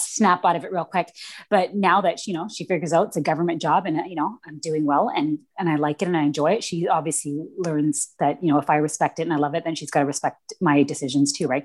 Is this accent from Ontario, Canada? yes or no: no; Vancouver, British Columbia, Canada; I grew up in East Vancouver, which is pretty yeah. much like the bad part of town out here